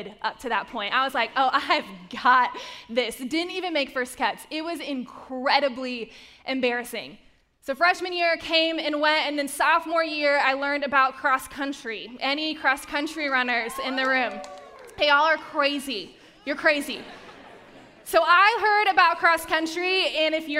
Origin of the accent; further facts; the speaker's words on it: Charlotte, North Carolina, United States; moved away; my hometown of Charlotte, North Carolina. That is where I grew up